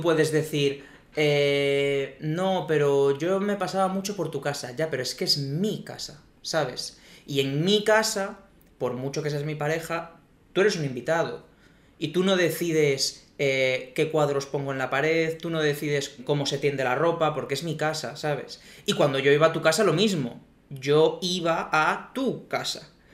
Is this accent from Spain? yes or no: yes; Spain; En España siempre hemos sido de Reyes Magos